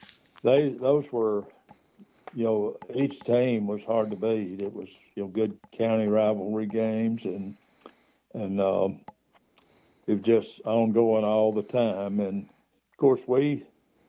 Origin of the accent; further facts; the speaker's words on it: Good Springs, Alabama, United States; also born or lived in Jasper, Alabama; I was born around Jasper, and my father was employed by the Alabama Power Company, and they operated a steam generating plant on the Warrior River down at Gorgas, which is just below Good Springs.